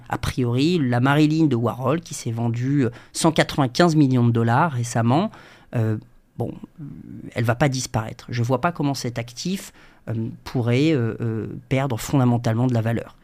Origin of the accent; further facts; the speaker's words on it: Djibouti; moved away as an adult; also born or lived in London / Bordeaux; je suis né à, je Djibouti, en Afrique de l'Est, entre l'Éthiopie, l'Érythrée, euh, la Somalie. J'ai grandi 18 euh, ans